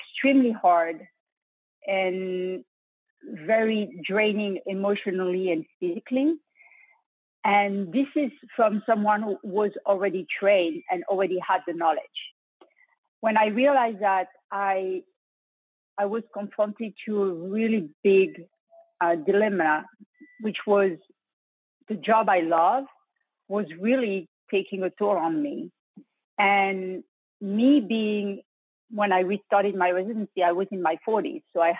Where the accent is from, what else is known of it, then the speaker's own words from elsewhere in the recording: France; accent: French; English is a second language; moved away as an adult; also born or lived in Europe / Bronx, New York; now in Houston, United States; my French accent, I graduated in Europe